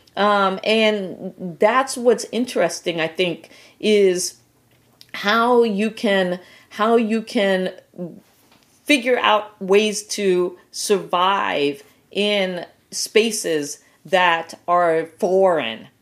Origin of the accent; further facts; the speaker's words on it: Guam; moved away; I was born on Guam